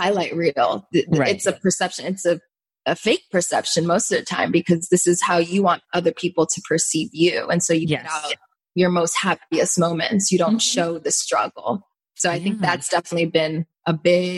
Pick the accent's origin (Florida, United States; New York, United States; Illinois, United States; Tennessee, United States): Florida, United States; Cooper City; also born or lived in Davie, Florida; I grew up in Cooper City, Florida, which is the town over